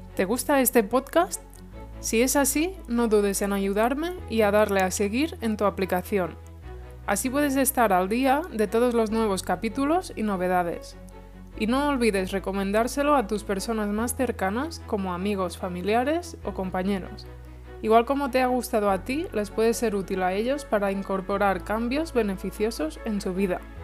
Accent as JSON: {"language": "Spanish", "country": "Spain", "said": "La mayoría somos de España"}